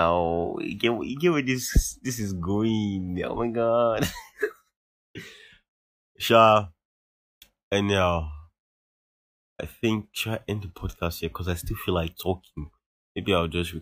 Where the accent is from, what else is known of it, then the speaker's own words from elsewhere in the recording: Nigeria; us as Nigerian teens